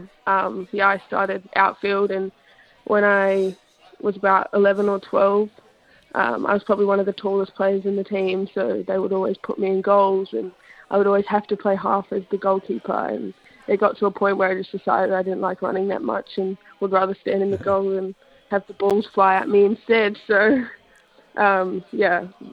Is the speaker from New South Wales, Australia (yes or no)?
yes; Sydney, New South Wales, Australia; moved away; I was born in Sydney, so I started playing over there when I was about 8